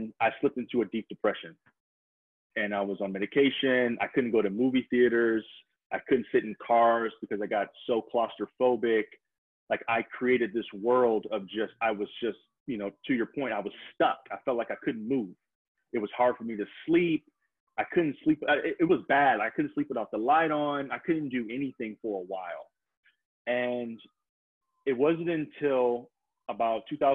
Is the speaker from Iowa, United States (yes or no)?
no; Detroit, Michigan, United States; moved away as an adult; I'm originally from Detroit